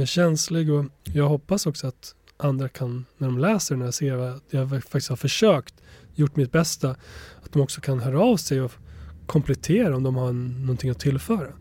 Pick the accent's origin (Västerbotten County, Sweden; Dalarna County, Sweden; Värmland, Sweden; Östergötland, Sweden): Dalarna County, Sweden; Borlänge; Swedish is a second language; also born or lived in Kosovo; uppvuxen i Bålänge i Dalarna